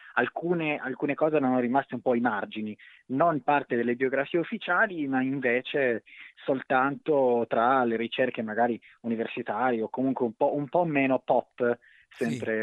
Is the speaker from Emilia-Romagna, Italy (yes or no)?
no; Cagliari, Sardinia, Italy; moved away; Io sono di Cagliari, sono originariamente di Cagliari, poi non ci vivo da tanto tempo, ma un po' l'accento è rimasto